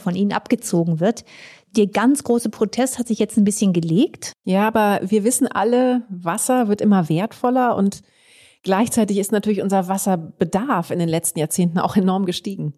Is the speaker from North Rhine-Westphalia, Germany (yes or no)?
yes; Aachen, North Rhine-Westphalia, Germany; meine Heimatstadt Aachen